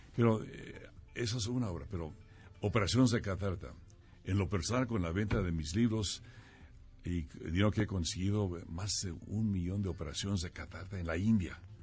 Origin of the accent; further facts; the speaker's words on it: Mexico; soy el segundo mexicano para ocupar la presidencia mundial